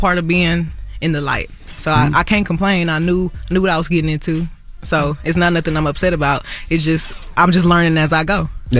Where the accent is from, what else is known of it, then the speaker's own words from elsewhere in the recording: Houston, Texas, United States; I mean, you know, I'm from Houston. You know, you hear things.